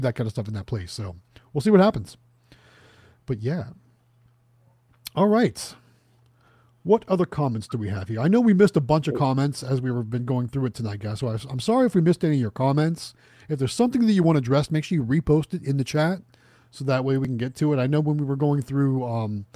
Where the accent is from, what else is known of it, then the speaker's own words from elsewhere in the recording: Youngstown, Ohio, United States; moved away; I'm from Youngstown, Ohio